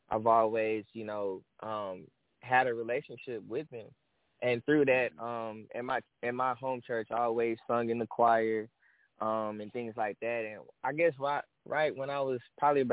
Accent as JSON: {"language": "English", "town": "Dallas", "region": "Texas", "country": "United States", "said": "I'm from Dallas, Texas"}